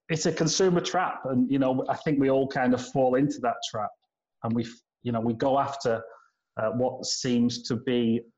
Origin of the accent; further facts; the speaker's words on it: United Kingdom; now in China; as a Brit moving to China, it's obviously very exciting